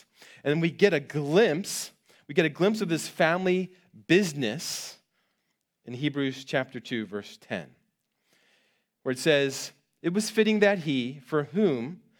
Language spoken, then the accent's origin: English; Maryland, United States; I grew up on the East Coast in Maryland, in a rural part of Maryland near Gettysburg, Pennsylvania.